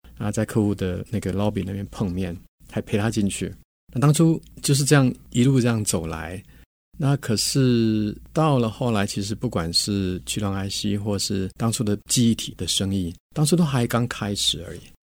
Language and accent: Chinese; Taiwan; 我跟我们是都在台湾长大的，在台湾工作